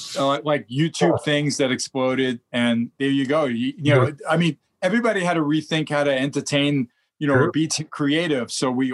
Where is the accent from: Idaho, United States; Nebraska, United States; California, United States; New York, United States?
New York, United States; Brooklyn; And I'm, of course, born and bred in New York. So you should hear my voice when I get there. I go total New York.